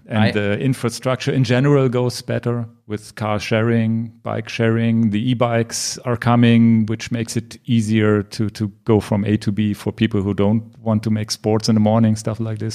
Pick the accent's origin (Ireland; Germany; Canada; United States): Germany; Hanover, Lower Saxony; English is a second language; here in my hometown hometown Hanover